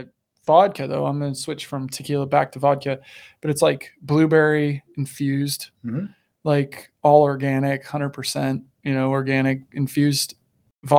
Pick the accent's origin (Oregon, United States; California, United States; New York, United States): Oregon, United States; Medford; moved away; I say hometown because it's where I was born and raised. Medford, Central Point, Gold Hill, Oregon